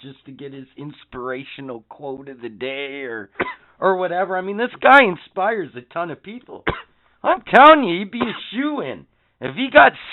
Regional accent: Canada; us as Canadians

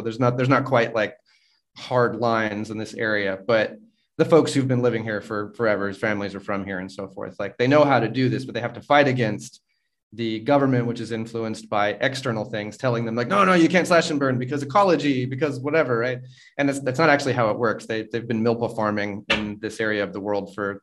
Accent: North Carolina, United States; moved away as an adult; also born or lived in Philippines; now in Mexico; I grew up in North Carolina

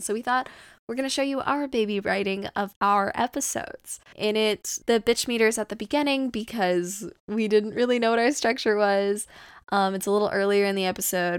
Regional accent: Southern California, United States; I grew up in Southern California

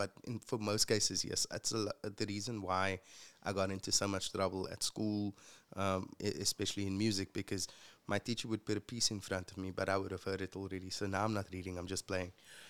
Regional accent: Retreat, Western Cape, South Africa; I'm the youngest of five kids, and my mom and dad. I grew up in Retreat.

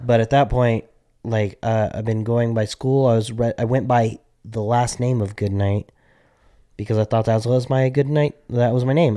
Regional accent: Albuquerque, New Mexico, United States; we grew up in Albuquerque, New Mexico

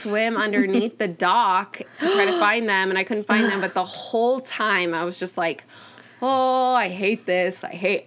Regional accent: Miami, Florida, United States; moved away; We grew up in Miami where you could just go to the beach

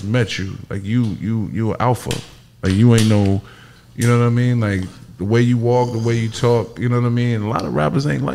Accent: Baton Rouge, Louisiana, United States; I'm from Baton Rouge, Louisiana

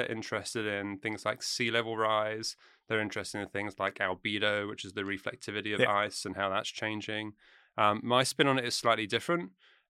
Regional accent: United Kingdom; moved away as an adult; now in United States; Or I'm from the UK, yeah. I grew up just outside London.

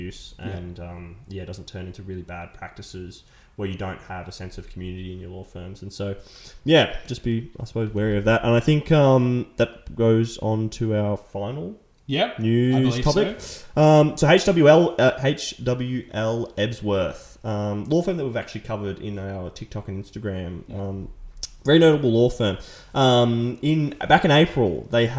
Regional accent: Victoria, Australia; I'm from Victoria.

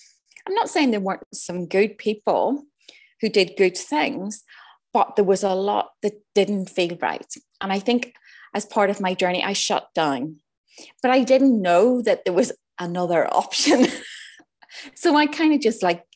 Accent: Northern Ireland, United Kingdom; moved away; also born or lived in Switzerland; I grew up in Northern Ireland in the height of the troubles

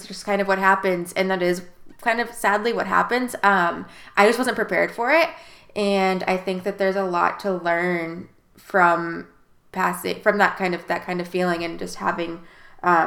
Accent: South Bend, Indiana, United States; now in Wilmington, United States; I'm from South Bend, Indiana

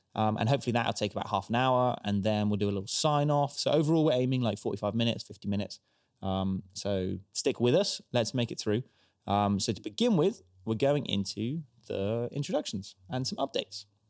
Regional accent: Stroud, South West England, United Kingdom; born and raised in Stroud

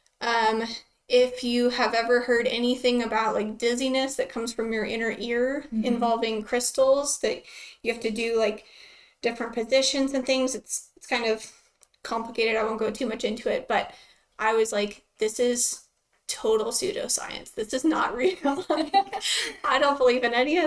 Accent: Lubbock, Texas, United States; I'm from Lubbock, Texas, born and raised here

